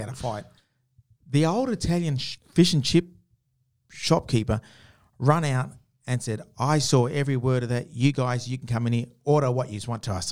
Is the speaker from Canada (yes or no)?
no; Geraldton, Western Australia, Australia; I grew up around Geraldton